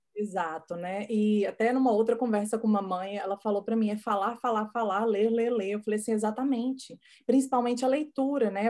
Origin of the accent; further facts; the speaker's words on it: Goiás, Brazil; first language Portuguese; moved away; eu sou de Goiás